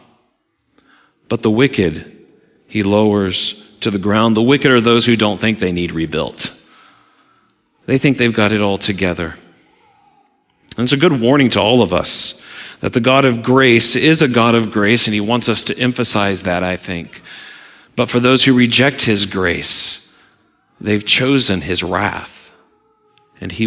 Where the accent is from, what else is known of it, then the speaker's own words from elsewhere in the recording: Southwest Missouri, United States; now in Michigan, United States; as a kid growing up in Southwest Missouri